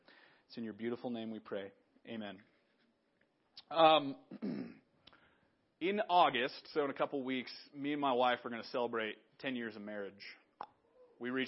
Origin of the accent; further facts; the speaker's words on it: Big Sandy, Montana, United States; moved away as an adult; also born or lived in Chicago; I was back in Big Sandy. I was raised here, right? And I lived here. I've lived here most of my life.